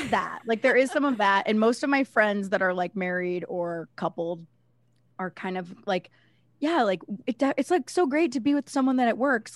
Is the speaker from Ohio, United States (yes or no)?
yes; Cleveland, Ohio, United States; I'm from Ohio. I lived in, like, the suburbs of Cleveland